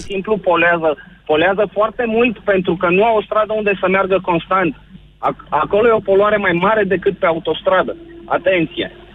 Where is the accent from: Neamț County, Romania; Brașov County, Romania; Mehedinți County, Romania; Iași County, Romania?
Brașov County, Romania; Brașov; sunt din Brașov